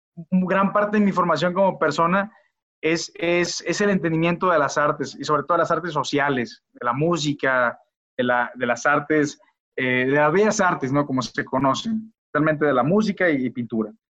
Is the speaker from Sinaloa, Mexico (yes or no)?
yes; Culiacán, Sinaloa, Mexico; now in León, Mexico; soy originario de Culiacán, Sinaloa.